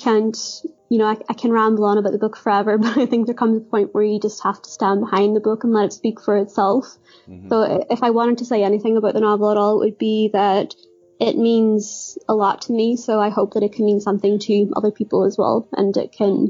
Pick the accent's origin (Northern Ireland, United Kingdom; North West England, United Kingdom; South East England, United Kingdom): Northern Ireland, United Kingdom; Derry; my own hometown of Derry.